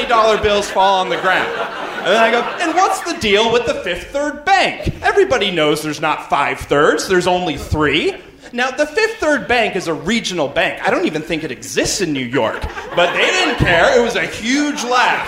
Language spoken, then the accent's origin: English; Canada; I'm from Canada